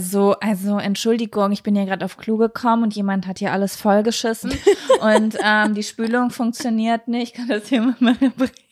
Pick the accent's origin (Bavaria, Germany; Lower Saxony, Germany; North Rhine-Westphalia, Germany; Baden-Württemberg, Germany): North Rhine-Westphalia, Germany; Lübbecke; moved away; also born or lived in Berlin; dass ich gerade hier in meiner Heimatstadt bin